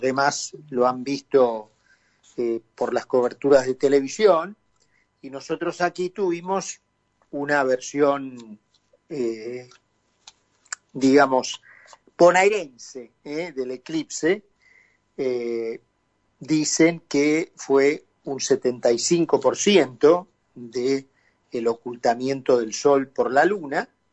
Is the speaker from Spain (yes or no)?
no; Argentina; hemos llegado los argentinos